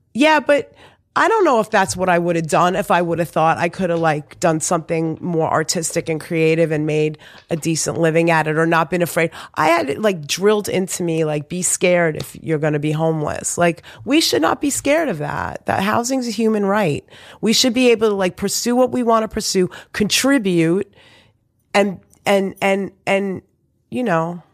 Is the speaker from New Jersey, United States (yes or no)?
no; New York City, New York, United States; also born or lived in Long Island; I was born in Beth Israel